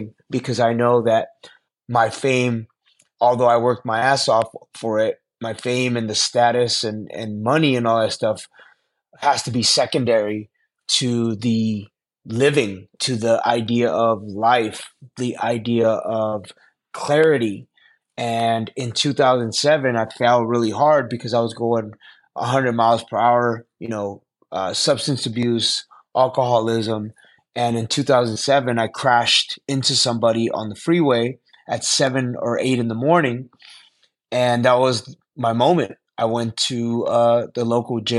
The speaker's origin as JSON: {"language": "English", "town": "Los Angeles", "region": "California", "country": "United States", "tie": "born or raised there", "said": "Los Angeles, my hometown. I'm an Angeleno, born and raised in Los Angeles."}